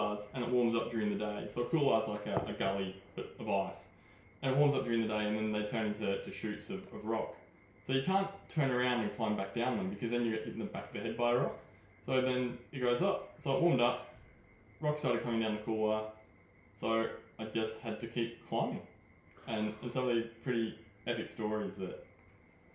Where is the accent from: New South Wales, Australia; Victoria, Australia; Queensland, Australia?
Queensland, Australia; Toowoomba; I grew up in Toowoomba.